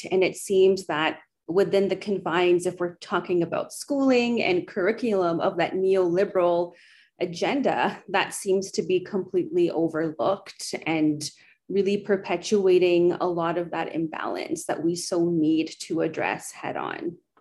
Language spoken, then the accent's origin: English; Edmonton, Alberta, Canada; moved away as an adult; now in Brandon, Canada; I'm originally from Treaty 6 in Edmonton, Alberta, moved recently to Brandon in Treaty 2 territory